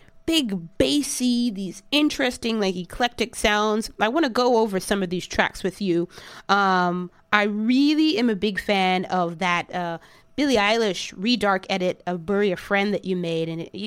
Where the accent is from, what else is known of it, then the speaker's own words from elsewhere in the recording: United States; growing up in America, I never really saw a lot of Asian artists